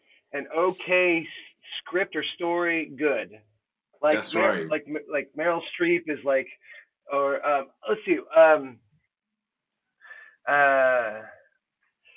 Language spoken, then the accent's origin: English; United States; I'm American